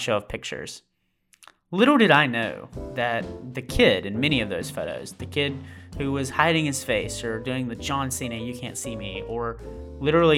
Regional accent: Amory, Mississippi, United States; I spent almost every evening photographing our community, Amory, Mississippi

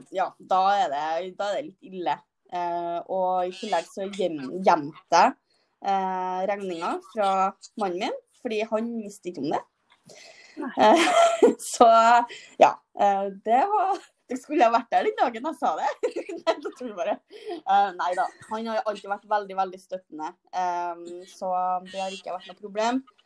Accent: Trøndelag, Norway; Jeg er trønder.

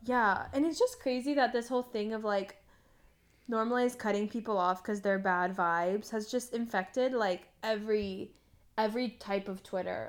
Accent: United States; as an American

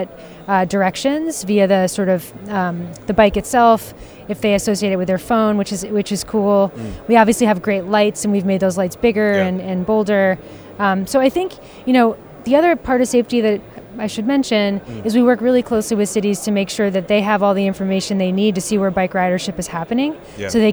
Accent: New York City, New York, United States; As a New Yorker

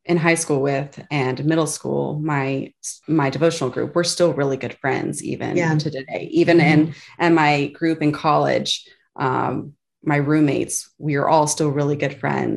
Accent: Virginia, United States; also born or lived in Texas; I grew up mostly in the Virginia area, but prior to that, moved around a little bit from Texas. Roots are in Texas. But with my dad's job, we moved to a few different places

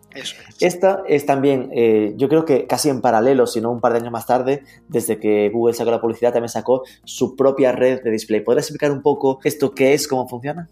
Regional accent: Galicia, Spain; soy gallego y además gaiteiro

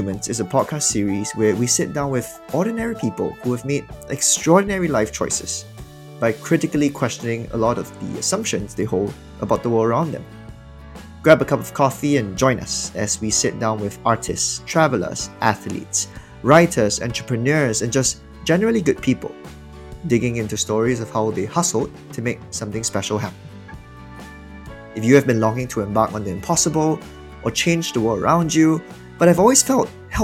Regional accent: Singapore; moved away as an adult; also born or lived in United States; I was born and raised in Singapore

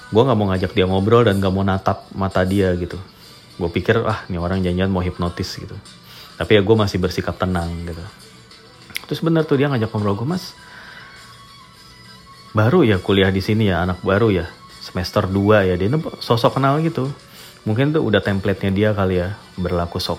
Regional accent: Indonesia; gue orang Indonesia lah gue gitu iya Indonesia gitu

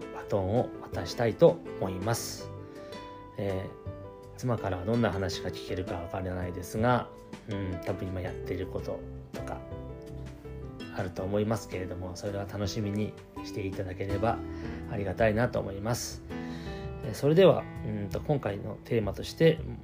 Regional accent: Shibetsu, Hokkaido, Japan; 私は標津町で生まれまして酪農家の一人っ子長男として生まれましたで、まあ、小さい頃から親の背中を見て

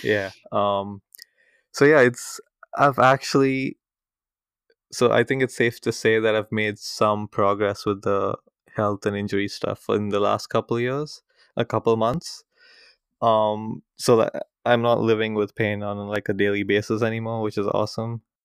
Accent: India; moved away; coming from India where I'm from

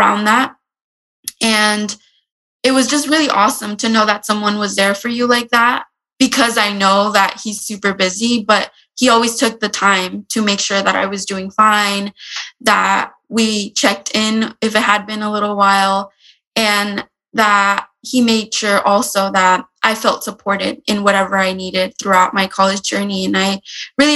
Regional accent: San Diego, California, United States; I grew up in San Diego and I am attending the University of San Diego

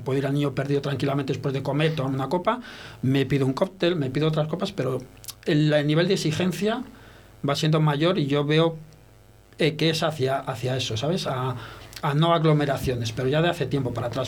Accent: France; now in Spain; mi, hermano y yo nacimos en Francia

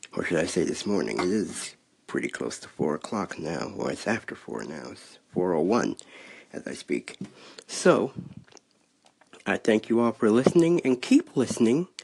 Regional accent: Cleveland, Ohio, United States; I am from Cleveland.

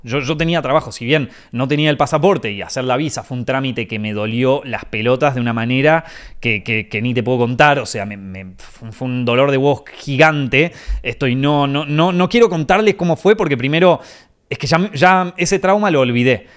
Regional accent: Argentina; moved away as an adult; now in Spain

